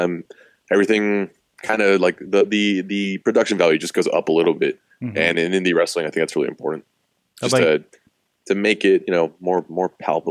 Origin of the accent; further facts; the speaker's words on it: Austin, Texas, United States; I'm 25. I'm from Austin.